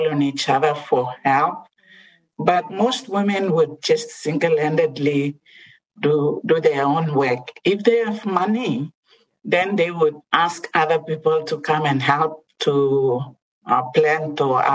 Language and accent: English; Western Highlands, Papua New Guinea; I come from the Western Highlands, where people grow a lot of cabbages, sweet potatoes, English potatoes